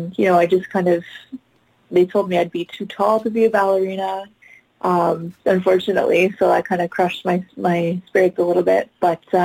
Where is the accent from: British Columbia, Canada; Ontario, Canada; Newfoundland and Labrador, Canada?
British Columbia, Canada; Vancouver; So I grew up in Vancouver, Canada. So I'm Canadian